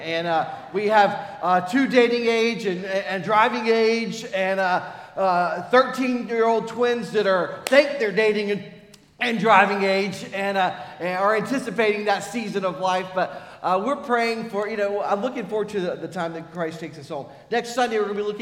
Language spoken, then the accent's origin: English; United States; we're American